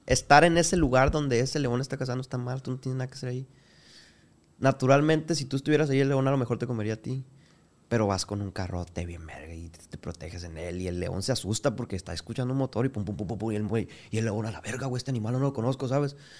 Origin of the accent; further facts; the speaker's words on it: Culiacán, Sinaloa, Mexico; Yo soy de aquí de Culiacán